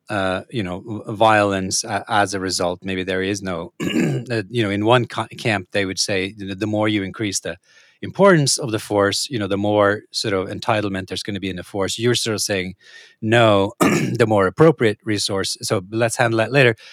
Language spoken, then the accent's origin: English; Norway; moved away; I come from a, a, I'm a country originally, Norway